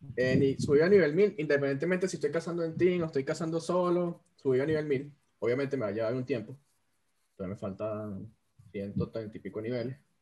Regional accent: Venezuela; moved away; los tres somos venezolanos y ninguno está en Venezuela

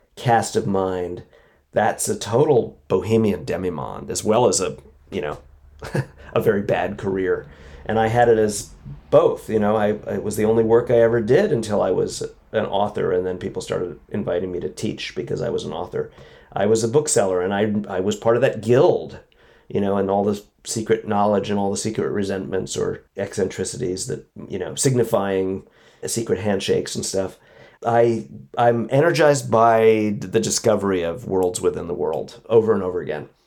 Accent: New York City, New York, United States; i didn't feel american i felt like a maybe a new yorker probably only a Brooklynite

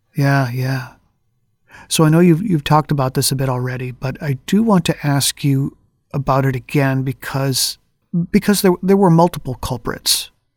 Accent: Twin Cities, Minnesota, United States; I, I'm from the Twin Cities

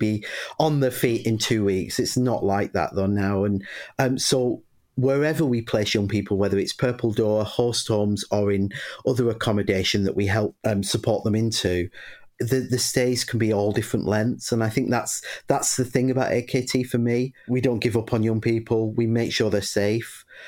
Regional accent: Bury, North West England, United Kingdom; I grew up in a little northern town called Bury in Lancashire

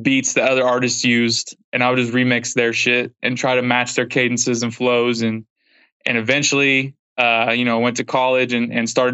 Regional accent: Southeast Kansas, United States; now in Kansas City, United States; I grew up in Southeast Kansas and then, moved up to Kansas City

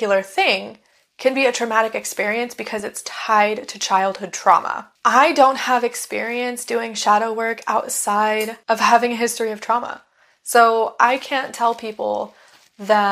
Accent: United States; I am a white American woman

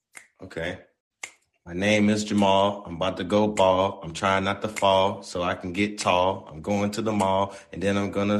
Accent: the South, United States; Now I'm from Dirty South. I like me a soul food plate.

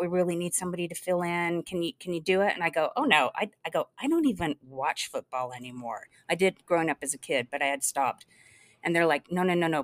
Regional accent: Los Angeles, California, United States; also born or lived in Salt Lake City; was pretty much born and raised in Los Angeles, a brief stint in Salt Lake City

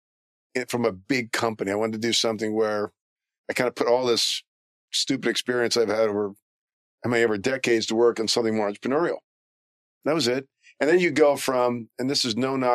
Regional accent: Maryland, United States; moved away as an adult; also born or lived in Philadelphia, Pennsylvania; now in Los Angeles, United States; I grew up poor. Not poor, but we didn't have a lot of money. Lived in Maryland.

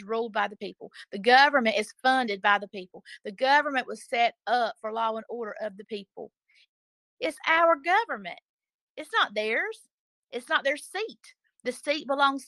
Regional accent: South Georgia, United States; It's a beautiful state. I've lived here all of my life

